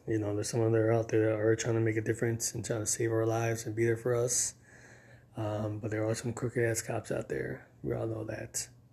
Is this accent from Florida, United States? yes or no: yes; Miami, Florida, United States; I grew up in Miami, the three oh five, Dade County